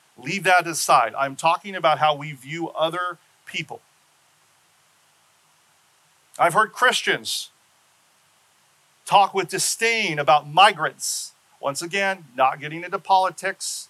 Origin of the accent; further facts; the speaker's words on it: Seattle, Washington, United States; moved away; my home state of Seattle